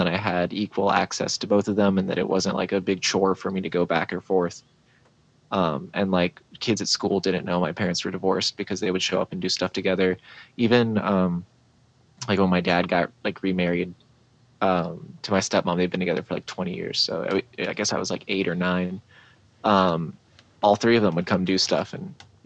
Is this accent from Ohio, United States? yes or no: no; St. Augustine, Florida, United States; also born or lived in Houston, Texas; Born in Houston, Texas, but I was only there for like 5 years. So like my family came to St. Augustine and then just planted there